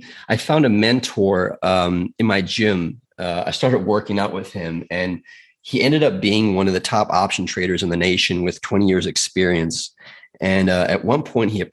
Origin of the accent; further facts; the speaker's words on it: South Africa; now in United States; I'm from South Africa originally.